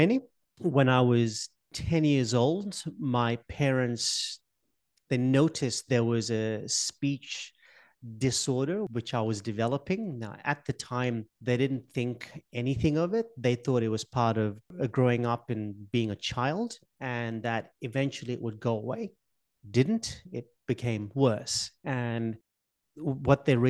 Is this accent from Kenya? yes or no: yes; Mombasa, Mombasa County, Kenya; moved away; I was born in Kenya, in Africa. I'm from a little island off the coast of Kenya called Mombasa